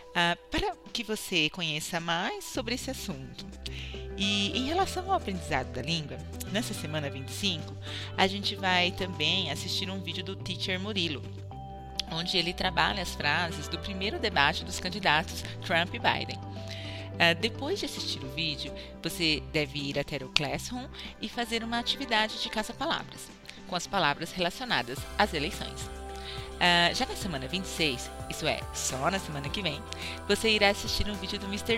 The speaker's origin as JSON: {"language": "Portuguese", "country": "Brazil", "said": "como brasileiros"}